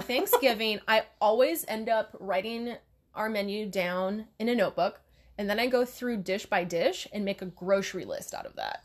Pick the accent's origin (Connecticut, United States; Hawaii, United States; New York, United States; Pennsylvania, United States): Hawaii, United States; now in Oregon, United States; growing up in Hawaii